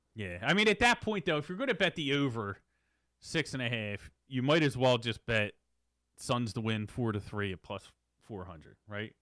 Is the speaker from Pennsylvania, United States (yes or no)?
yes; Philadelphia, Pennsylvania, United States; we're from Philadelphia